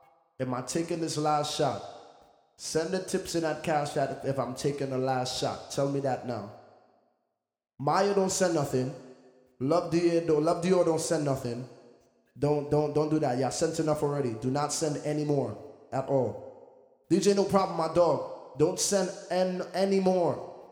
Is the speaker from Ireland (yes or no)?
no; United Kingdom; my father moved to the UK, so I'm from the Great Britain and I'm from Jamaica too.